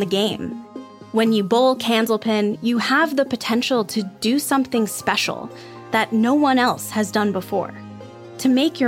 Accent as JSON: {"language": "English", "area": "Cape Cod", "region": "Massachusetts", "country": "United States", "tie": "born or raised there", "said": "I'm from Cape Cod, Massachusetts, so I grew up playing candlepin"}